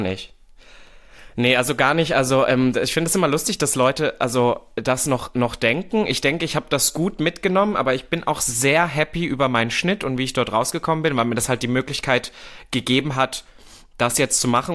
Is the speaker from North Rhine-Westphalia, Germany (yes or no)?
no; Berlin, Germany; ich bin ja Berliner